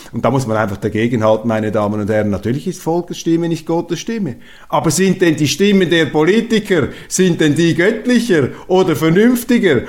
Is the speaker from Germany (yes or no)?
no; Switzerland; Ich bin auch ein Europäer als Schweizer.